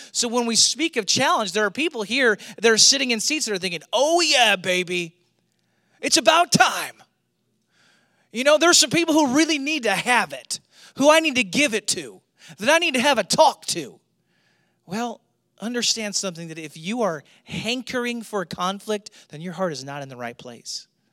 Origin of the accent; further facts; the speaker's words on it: St. Louis, Missouri, United States; moved away; I grew up in Saint Louis